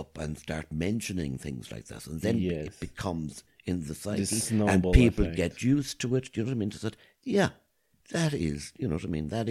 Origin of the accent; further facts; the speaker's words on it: Cobh, Munster, Ireland; I'm originally from Cove in County Cork, but mm-hmm. I've spent most of my life down here.